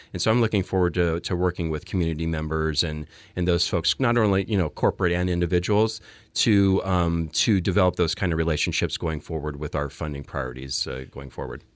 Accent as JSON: {"language": "English", "town": "Phoenix", "region": "Arizona", "country": "United States", "tie": "born or raised there", "also_born_or_lived": "New Jersey", "moved": "as an adult", "lives_now": "Oregon, United States", "said": "I was born and raised in Phoenix"}